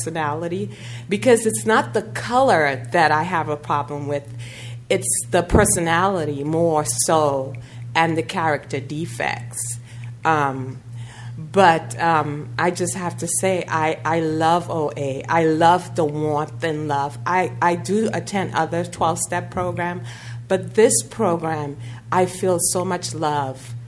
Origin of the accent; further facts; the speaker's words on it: New York City, New York, United States; moved away as an adult; also born or lived in Trinidad and Tobago; now in Sacramento, United States; I grew up in New York City